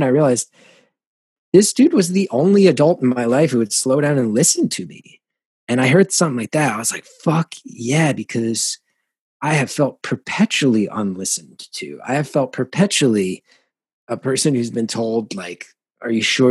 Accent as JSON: {"language": "English", "region": "New Jersey", "country": "United States", "tie": "born or raised there", "said": "growing up in Jersey"}